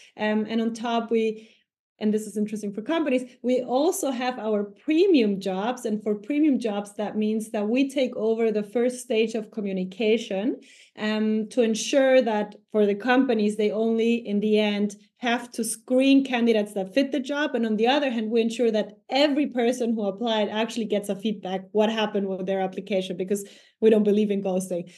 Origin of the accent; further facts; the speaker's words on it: Ecuador; now in Germany; I come from Ecuador